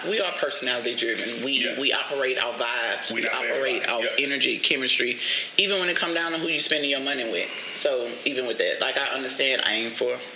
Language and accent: English; Shreveport, Louisiana, United States; moved away; So I am originally from Louisiana, from Shreveport.